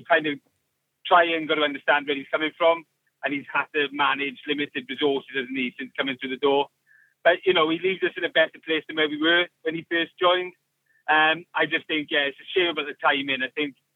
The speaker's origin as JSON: {"language": "English", "area": "Welsh", "region": "Wales", "country": "United Kingdom", "said": "I'm Welsh"}